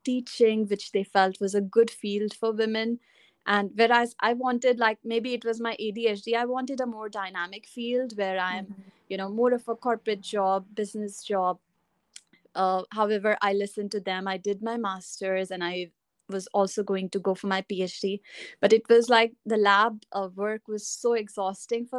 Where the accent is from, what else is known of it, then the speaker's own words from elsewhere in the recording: India; moved away as an adult; also born or lived in Dubai, United Arab Emirates; now in United Kingdom; I'm originally from India, and I lived in Dubai before